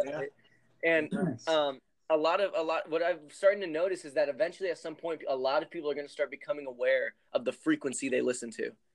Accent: Helotes, Texas, United States; Yeah, I grew up in Helotes, uh, Texas.

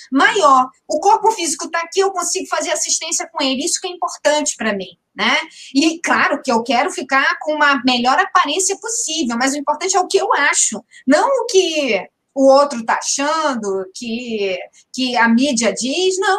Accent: Amazonas, Brazil; porque eu tenho a perna dessa, um mocotozão, sou amazonense, bem típica

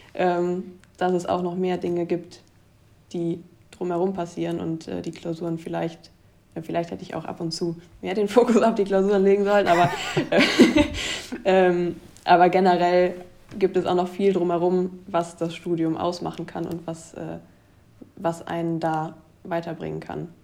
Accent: Germany; es ist ein relativ kleiner Ort, in dem ich groß geworden bin

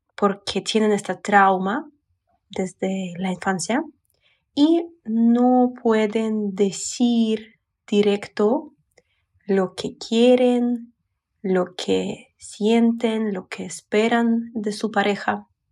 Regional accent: Russia; Spanish is a second language; moved away as an adult; now in Mexico City, Mexico; Soy psicóloga y blogger de Rusia

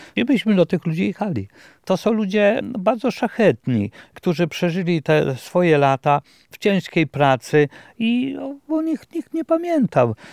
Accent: Deszkowice, Lublin Voivodeship, Poland; moved away; mojej rodzinnej wioski

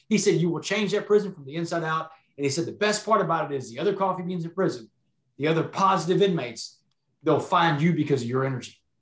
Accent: Texas, United States; I was a star quarterback in my hometown, and I don't know how much y'all know about Texas high school football, but down here in Texas

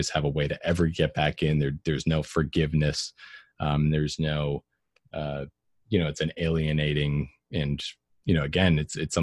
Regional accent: Massachusetts, United States; I'm from Massachusetts. Like almost everyone in my family is very liberal

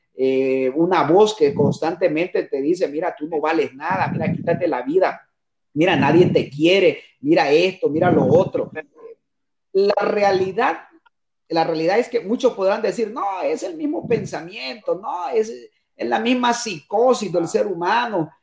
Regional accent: Honduras; moved away as an adult; now in Costa Rica; Soy hondureño, eh, soy hondureño

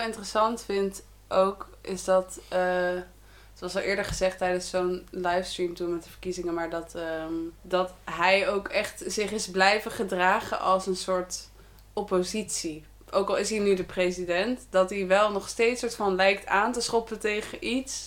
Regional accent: Netherlands; wij als Nederlanders

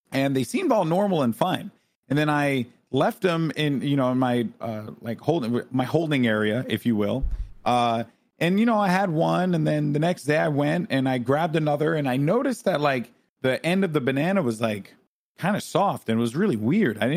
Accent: Bronx, New York, United States; I'm from the Bronx.

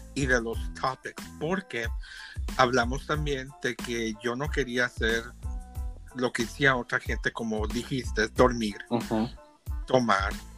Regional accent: Lompoc, California, United States; also born or lived in Tepatitlán, Jalisco, Mexico; now in Phoenix, United States; Me crié en California, en un lugar que se llama Lompoc, California, y está cerca de Santa Bárbara.

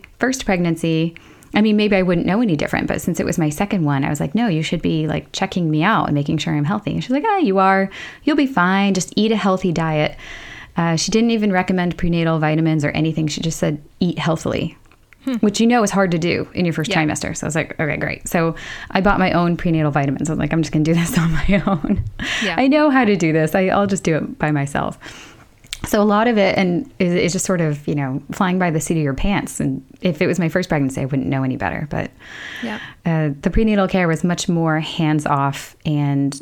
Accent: United States; now in Sweden; I'm American.

